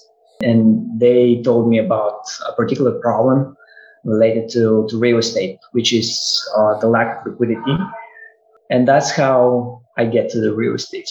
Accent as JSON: {"language": "English", "country": "Bulgaria", "also_born_or_lived": "Connecticut", "moved": "as an adult", "lives_now": "United States", "said": "I'm originally from Bulgaria, a small country in Eastern Europe, part of the European Union"}